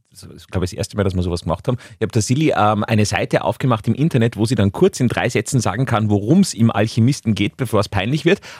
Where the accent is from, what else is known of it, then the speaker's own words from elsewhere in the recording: Vienna, Austria; ich komme aus Wien, einer größeren Stadt an der Donau.